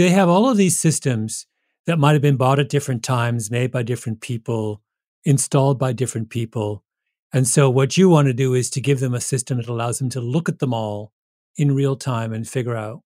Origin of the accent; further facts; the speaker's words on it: Canada; I'm Canadian. That's my team.